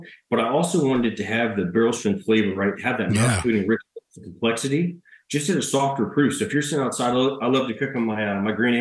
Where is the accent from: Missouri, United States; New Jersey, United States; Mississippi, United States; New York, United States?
Mississippi, United States; Mississippi, my home state